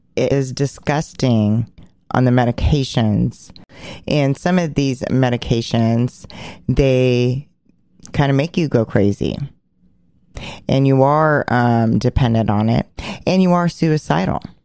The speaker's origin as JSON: {"language": "English", "town": "Portland", "region": "Oregon", "country": "United States", "tie": "born or raised there", "said": "which is my hometown, which I grew up on 56th and Duke"}